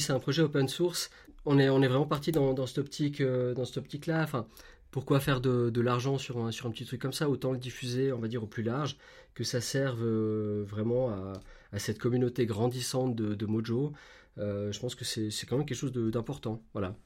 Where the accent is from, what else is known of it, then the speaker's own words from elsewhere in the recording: Switzerland; chez nous en Suisse